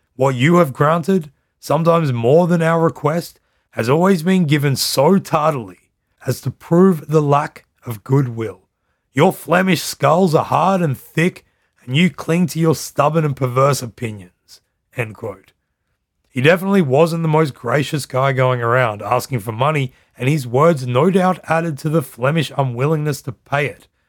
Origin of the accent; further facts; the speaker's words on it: Australia; now in Netherlands; I'm Australian and I live in the Netherlands.